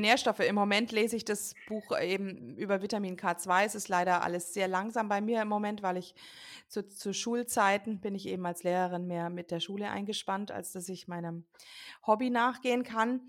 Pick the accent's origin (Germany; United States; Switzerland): United States; moved away; ich bin ja selbst gebürtige Amerikanerin